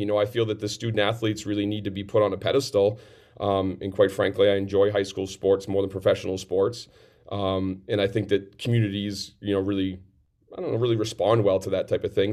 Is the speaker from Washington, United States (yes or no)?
no; Farmington, New Hampshire, United States; in my hometown here of Farmington